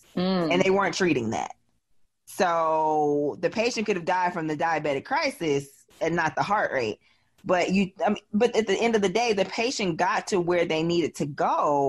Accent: Midwest, United States; And y'all know I'm from the Midwest, so I'm not beating up on the Midwest and the actual West.

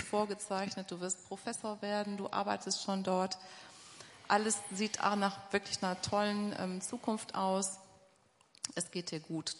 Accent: Essen, North Rhine-Westphalia, Germany; Ich komme tatsächlich aus Essen, aus dem Ruhrgebiet

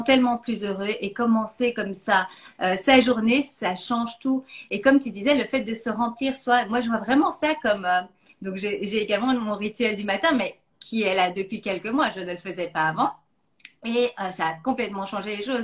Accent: Belgium; now in Philippines; je suis belge d'origine

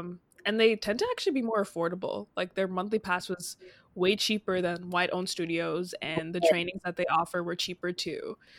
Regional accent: Brampton, Ontario, Canada; I grew up in Brampton, which is known for having a huge Indian population

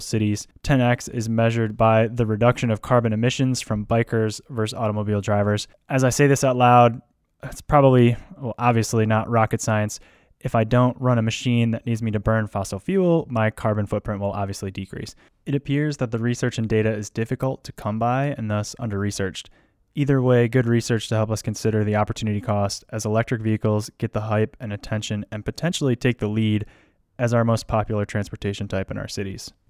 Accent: United States; I'm an American

